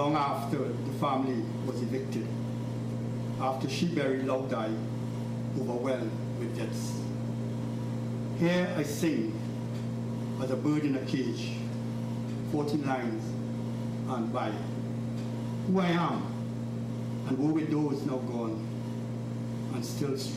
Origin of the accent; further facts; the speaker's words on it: Trinidad & Tobago; moved away; First generation Chinese growing up in the West Indies